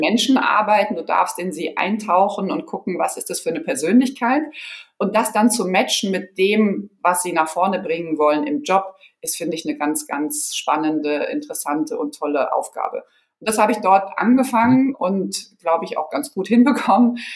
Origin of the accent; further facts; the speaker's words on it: Offenbach, Hesse, Germany; also born or lived in San Pédro, Côte d'Ivoire / Marseille, France / Frankfurt; Ich bin dann in mhm. Offenbach groß geworden